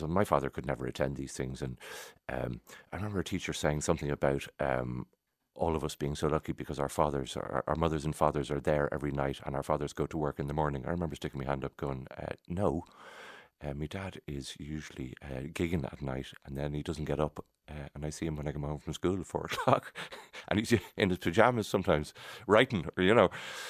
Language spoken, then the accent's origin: English; Dublin, Leinster, Ireland; also born or lived in Churchtown; We grew up in Sandymount.